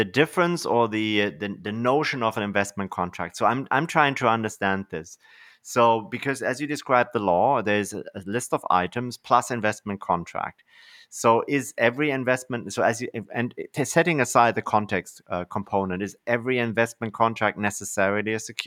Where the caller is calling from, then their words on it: Canada; So just for context, actually, so I'm talking from Canada.